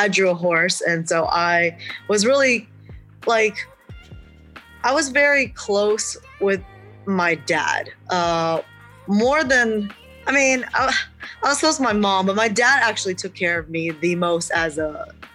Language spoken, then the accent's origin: English; Charlottesville, Virginia, United States; English is a second language; I was born and raised in Charlottesville, Virginia